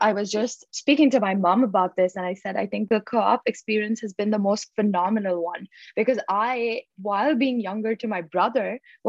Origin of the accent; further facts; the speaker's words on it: Mumbai, Maharashtra, India; moved away; I moved from Mumbai, India, a country with the second largest population and a city with the population of about 18.2 million.